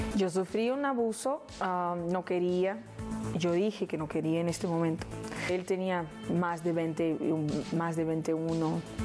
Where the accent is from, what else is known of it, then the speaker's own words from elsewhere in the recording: Rio de Janeiro, Brazil; Spanish is a second language; moved away; vivíamos en una casita en Honorio, Gugel, que toma el nombre de la serie, que es el lugar donde yo nací.